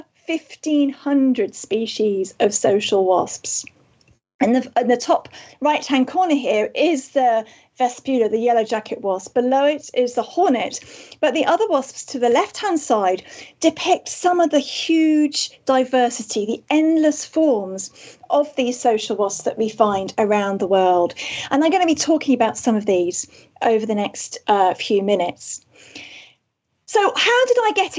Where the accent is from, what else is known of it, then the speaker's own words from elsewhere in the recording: Wales, United Kingdom; I am indeed from Wales